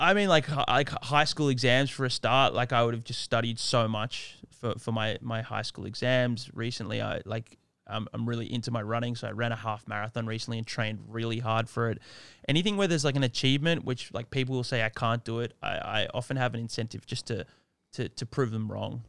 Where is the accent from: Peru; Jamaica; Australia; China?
Australia; Sydney, New South Wales; moved away; also born or lived in Hoi Thong, Thailand; I'm Australian, born and raised in Sydney